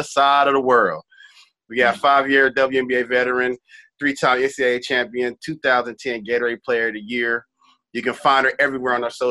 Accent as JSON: {"language": "English", "region": "Texas", "country": "United States", "said": "I'm from Texas"}